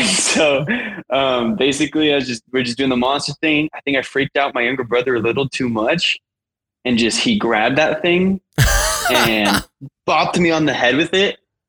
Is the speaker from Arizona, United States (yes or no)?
yes; Arizona, United States; now in Utah, United States; I'm from Arizona. I'm currently living in Utah, and I make music.